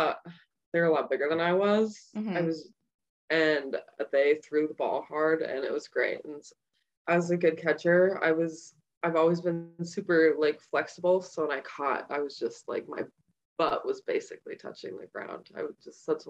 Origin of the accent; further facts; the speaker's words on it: Bloomington, Minnesota, United States; I grew up in Minnesota for all my life. I grew up in Bloomington.